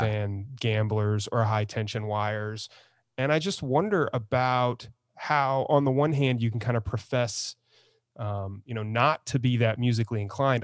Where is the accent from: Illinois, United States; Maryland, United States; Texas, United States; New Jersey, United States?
Texas, United States; San Antonio; moved away; I grew up in San Antonio, but I kinda fled it.